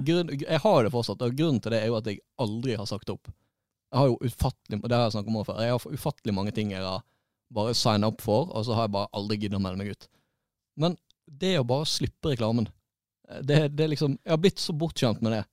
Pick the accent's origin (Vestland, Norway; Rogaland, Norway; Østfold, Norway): Vestland, Norway; Florø